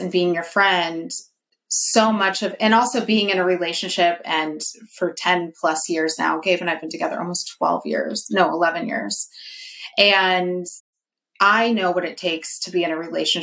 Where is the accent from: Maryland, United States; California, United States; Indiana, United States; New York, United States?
California, United States; Northern; I'm from NorCal